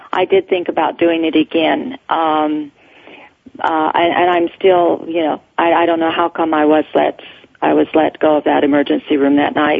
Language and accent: English; Mormon colonies in Mexico, Chihuahua, Mexico; moved away; I grew up in the Mormon colonies in Mexico